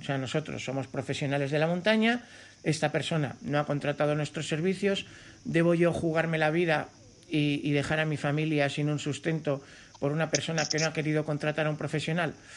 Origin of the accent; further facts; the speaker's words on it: Cercedilla, Community of Madrid, Spain; Aquí en mi pueblo, en Cercedilla